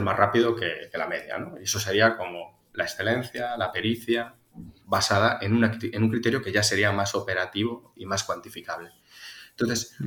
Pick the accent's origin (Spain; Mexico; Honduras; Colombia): Spain; Tarragona, Catalonia; also born or lived in Zaragoza; soy natural de, Tarragona, nacido y criado en Cataluña, pero hijo de un gallego y de, una aragonesa